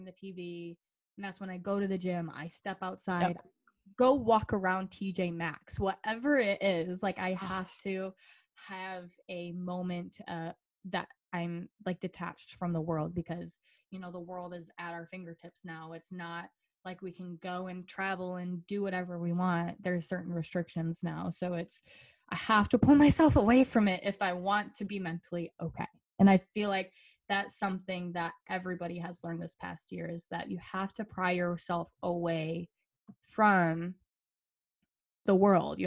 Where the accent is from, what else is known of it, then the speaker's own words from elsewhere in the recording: Michigan, United States; I'm a bartender here at a restaurant in my hometown